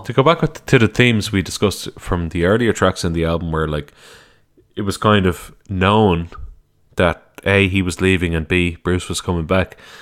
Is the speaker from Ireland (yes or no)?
yes; Ireland; my home country